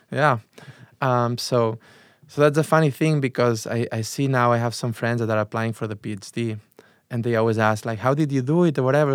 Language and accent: English; Barcelona, Catalonia, Spain; English is a second language; moved away as an adult; now in Chicago, United States; I'm from Barcelona. I was born in a s, town really close to Barcelona.